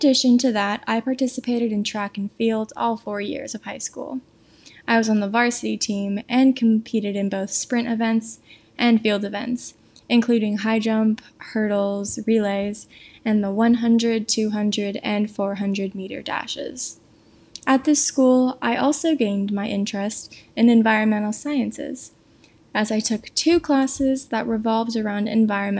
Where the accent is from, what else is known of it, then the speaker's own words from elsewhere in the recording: Thousand Oaks, California, United States; moved away as an adult; now in San Diego, United States; I am originally from Thousand Oaks, California, but I decided to stay in-state for college, moving to San Diego